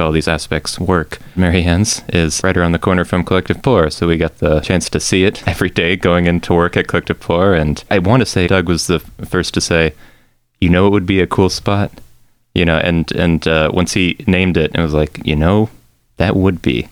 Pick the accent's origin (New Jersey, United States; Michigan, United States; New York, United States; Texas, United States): Texas, United States; I'm from Texas.